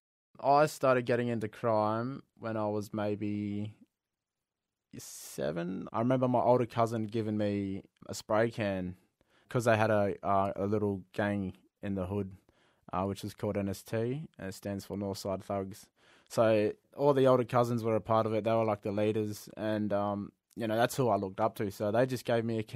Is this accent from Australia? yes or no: yes; Perth, Western Australia, Australia; I grew up out in Innaloo